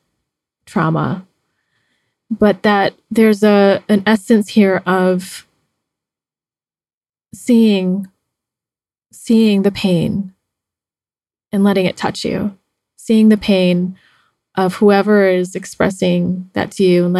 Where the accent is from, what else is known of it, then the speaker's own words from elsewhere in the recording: United States; now in Mexico; being Chinese American, I have dated several white men because of living in the US